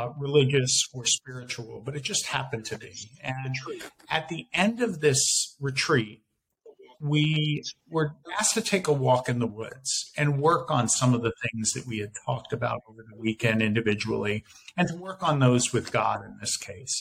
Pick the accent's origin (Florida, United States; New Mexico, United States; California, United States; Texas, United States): Florida, United States; Winter Park; my hometown of Winter Park, Florida